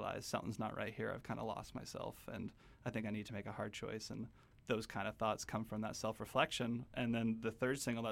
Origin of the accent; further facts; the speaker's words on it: Kelowna, British Columbia, Canada; we grew up in Kelowna, so I went to the university campus of UBC, UBCO